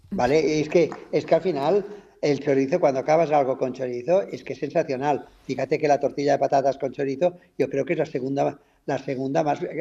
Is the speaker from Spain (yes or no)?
yes; Catalonia, Spain; soy catalán